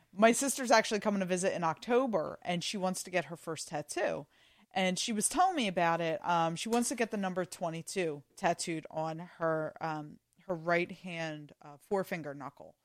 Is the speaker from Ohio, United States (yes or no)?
no; Philadelphia, Pennsylvania, United States; I grew up in Northeast Philly